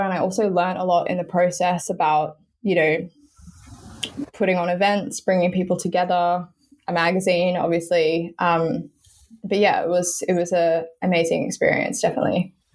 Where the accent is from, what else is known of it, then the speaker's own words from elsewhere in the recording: Sydney, New South Wales, Australia; moved away as an adult; now in London, United Kingdom; Yes, I'm originally from Sydney, grew up on the North Shore, um, northern beaches of Sydney.